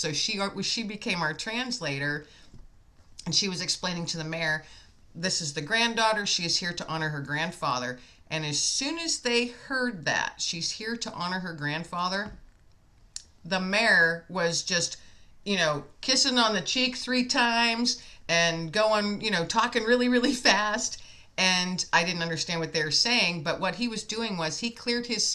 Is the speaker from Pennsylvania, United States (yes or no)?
yes; Meadville, Pennsylvania, United States; I'm from Meadville in Pennsylvania